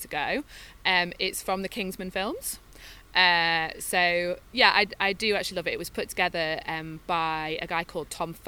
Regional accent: United Kingdom; we're British

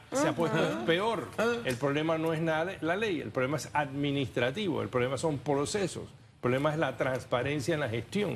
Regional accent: Panama

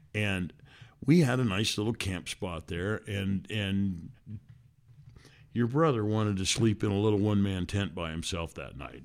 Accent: Washington, United States; … and I are father and daughter who grew up in Washington State

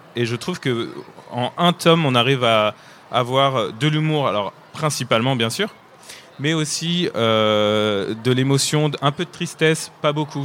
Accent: France; accent: French (not Québécois); also born or lived in Nantes; comme vous pouvez l'entendre à mon accent, je ne suis pas québécois, mais je suis français et j'habite à Nantes

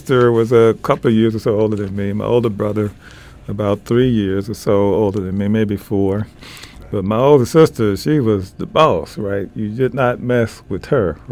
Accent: Memphis, Tennessee, United States; growing up in Memphis, Tennessee

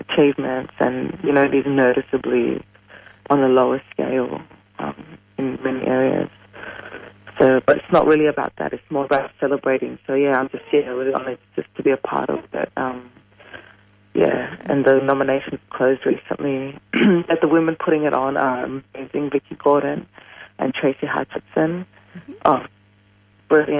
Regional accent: Uganda; now in Australia; I'm from Uganda as well

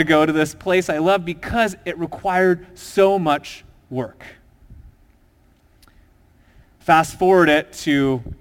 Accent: Minnesota, United States; I grew up in a small town in Minnesota

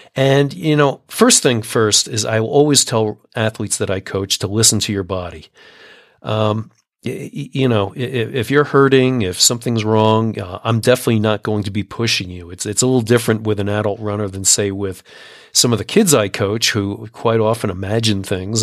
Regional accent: United States; also born or lived in Colorado; as an American

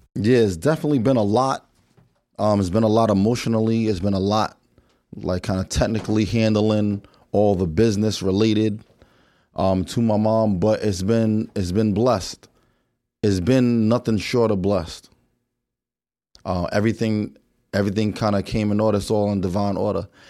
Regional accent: New York, United States; growing up in New York

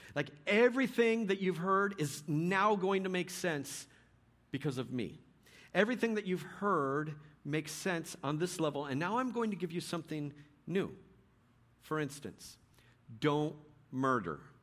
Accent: Bay Area, California, United States; moved away; also born or lived in Richmond, California; I was born in the Bay Area, so every time I get down to the Bay, I like to go by old houses

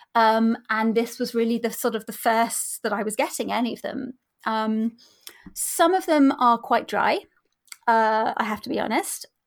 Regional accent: near the New Forest, Hampshire, South East England, United Kingdom; I grew up near the New Forest, um, in Hampshire.

